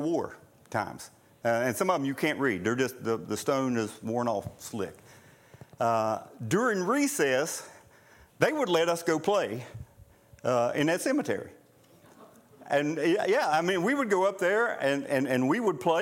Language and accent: English; Nellis, West Virginia, United States; Where I grew up in Boone County, just a little ways from where we lived, Armco Steel, many years ago, when Armco Steel had a mine at Nellis